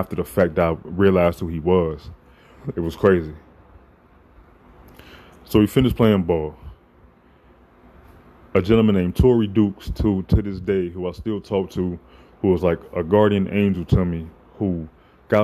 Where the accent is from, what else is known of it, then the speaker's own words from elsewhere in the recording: Chicago, Illinois, United States; also born or lived in Champaign, Illinois; I'm from Chicago